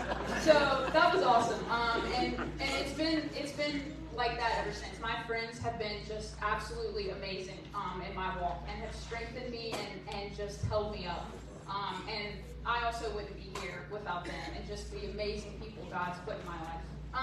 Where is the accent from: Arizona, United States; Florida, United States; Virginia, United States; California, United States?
Virginia, United States; Mill Creek, James River; moved away as an adult; now in Lexington, United States; I have been going to Mill Creek since I was born. I went to preschool at Mill Creek